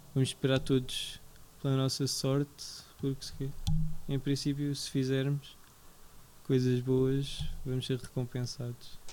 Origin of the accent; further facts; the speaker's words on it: Portugal; já nasci em Portugal